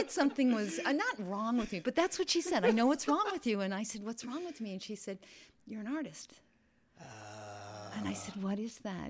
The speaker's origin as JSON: {"language": "English", "town": "Virginia", "region": "Minnesota", "country": "United States", "tie": "born or raised there", "moved": "as an adult", "lives_now": "Brooklyn, United States", "said": "I was born in Virginia, Minnesota. I went to Minneapolis College of Art and Design and Yale graduate school."}